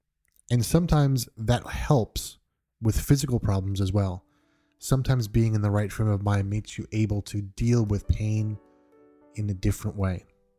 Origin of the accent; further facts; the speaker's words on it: New York, United States; I'm originally from New York. I don't really have the typical New York accent.